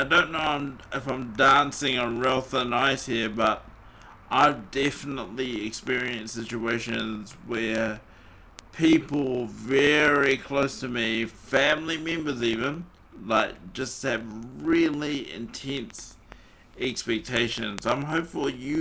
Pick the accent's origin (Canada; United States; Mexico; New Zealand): New Zealand; accent: New Zealand